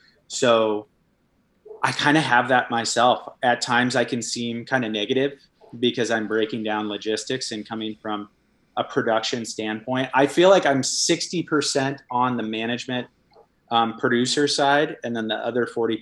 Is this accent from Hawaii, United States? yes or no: yes; Hawaii, United States; I love Hawaii, and I did a lot of boogie boarding when growing up in Hawaii.